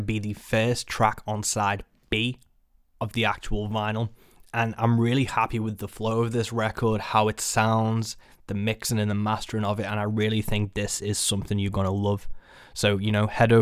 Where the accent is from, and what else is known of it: Birkenhead, North West England, United Kingdom; born or raised there